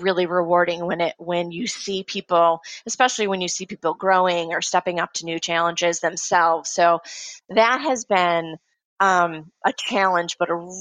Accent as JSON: {"language": "English", "region": "Midwest", "country": "United States", "said": "I am from the Midwest"}